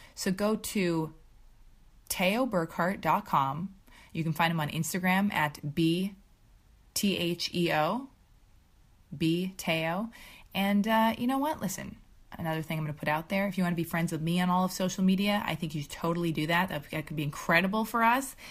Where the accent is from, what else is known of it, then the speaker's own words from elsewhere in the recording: Los Angeles, California, United States; I was born and raised in Los Angeles